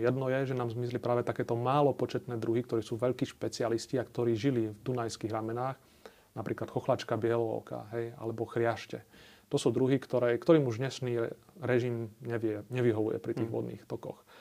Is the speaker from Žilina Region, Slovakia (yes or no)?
yes; Zákamenné, Žilina Region, Slovakia; u nás na Orave v Zákamenom